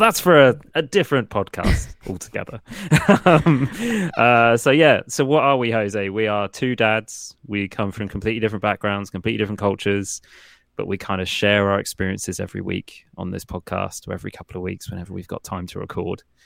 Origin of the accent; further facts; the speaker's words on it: Portsmouth, South East England, United Kingdom; I'm from Portsmouth, UK